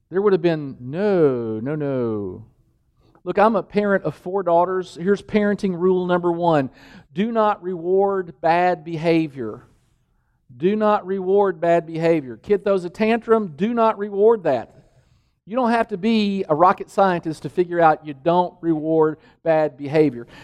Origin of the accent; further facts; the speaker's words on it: Danville, Kentucky, United States; moved away; the village I grew up in, in Danville, Kentucky